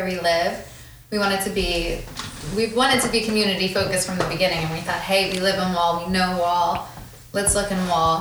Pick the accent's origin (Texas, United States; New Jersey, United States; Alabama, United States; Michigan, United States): New Jersey, United States; Farmingdale; I'm from around here. I grew up in Farmingdale.